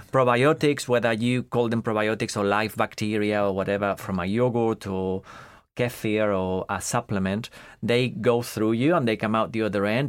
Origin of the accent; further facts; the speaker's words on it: Madrid, Community of Madrid, Spain; moved away as an adult; also born or lived in France; now in United Kingdom; I grew up in Madrid. So, I was born in Madrid, right in the middle of Madrid as well.